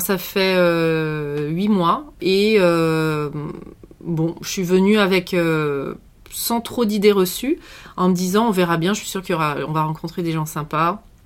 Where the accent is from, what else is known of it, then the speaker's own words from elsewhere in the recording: western France, France; moved away as an adult; also born or lived in Canada; je suis, euh, originaire de l'ouest de la France